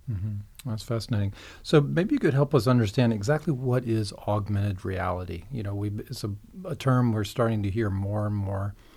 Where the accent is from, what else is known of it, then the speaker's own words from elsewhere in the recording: Beaufort, South Carolina, United States; I'm from Beaufort, South Carolina, and I had never heard of Mitchellville growing up there